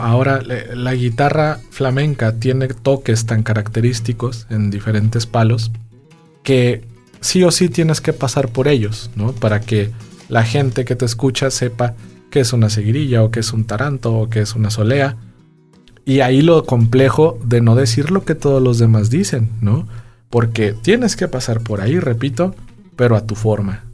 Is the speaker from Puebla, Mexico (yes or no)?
no; San Luis Potosí, Mexico; en San Luis Potosí y aparte en mi tierra